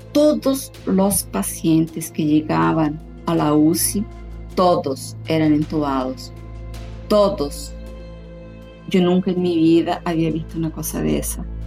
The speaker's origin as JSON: {"language": "Spanish", "country": "Chile", "moved": "yes", "lives_now": "São Paulo, Brazil", "said": "Yo soy chilena, vivo aquí en Brasil hace muchos años"}